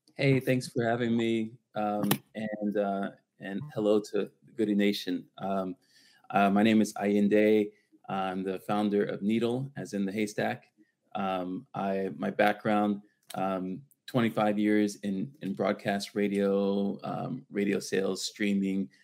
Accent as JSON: {"language": "English", "town": "Washington", "region": "District of Columbia", "country": "United States", "tie": "born or raised there", "also_born_or_lived": "Los Angeles, California", "moved": "as an adult", "lives_now": "Santa Monica, United States", "said": "born and raised in Washington D.C., so I'm a D.C. guy still, uh, and 21 years in L.A."}